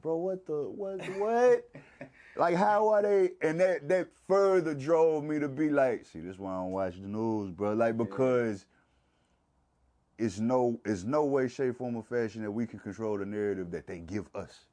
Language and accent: English; Mississippi, United States; I'm from, I'm from Mississippi